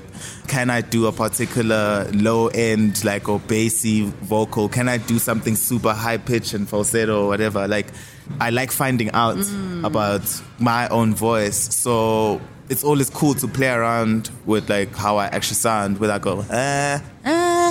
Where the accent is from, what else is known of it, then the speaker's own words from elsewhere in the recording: Empangeni, KwaZulu-Natal, South Africa; It's a coastal town that's close to Empangeni, where I'm from